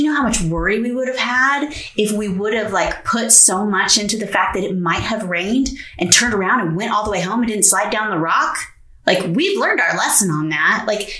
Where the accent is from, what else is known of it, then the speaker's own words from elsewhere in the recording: West Coast, United States; also born or lived in North Carolina; So we're from the West Coast originally. We've both been in the military. We've moved all over the place.